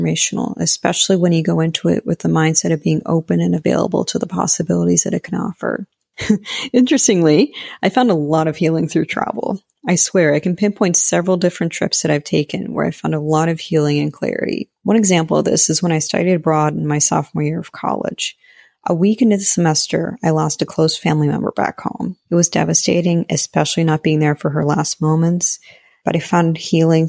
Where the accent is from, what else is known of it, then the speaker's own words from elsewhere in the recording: Pittsburgh, Pennsylvania, United States; I'm from Pittsburgh, Pennsylvania